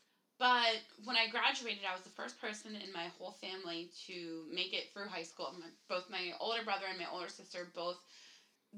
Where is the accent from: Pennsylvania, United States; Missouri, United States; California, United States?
Pennsylvania, United States; Bucks County; I went to Pensbury